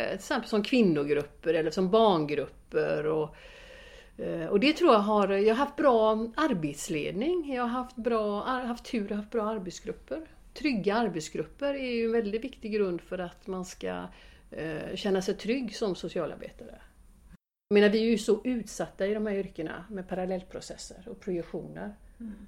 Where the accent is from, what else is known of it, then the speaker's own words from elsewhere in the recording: Gothenburg, Västra Götaland, Sweden; jag är uppvuxen i Biskopsgården